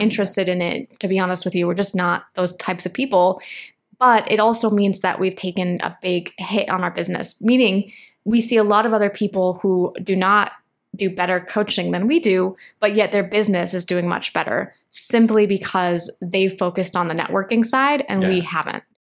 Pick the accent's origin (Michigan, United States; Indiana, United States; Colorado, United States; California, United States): Michigan, United States; also born or lived in Los Angeles, United States; now in Medellín, Colombia; I grew up in Michigan.